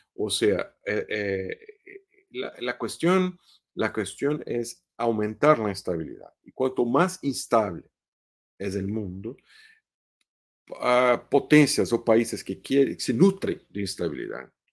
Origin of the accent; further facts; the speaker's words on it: Brazil; Spanish is a second language; Brasil, por ejemplo, que es mi país de origen